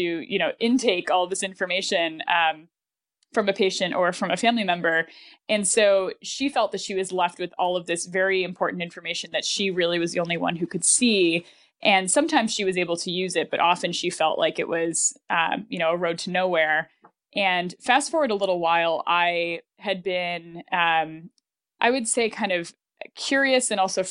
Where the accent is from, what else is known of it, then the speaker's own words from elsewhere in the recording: Buffalo, New York, United States; I grew up in Buffalo